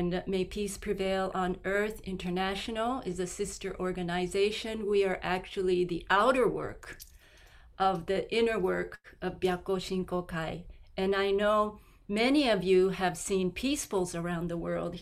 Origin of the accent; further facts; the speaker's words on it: Tokyo, Japan; I grew up in Japan, in Tokyo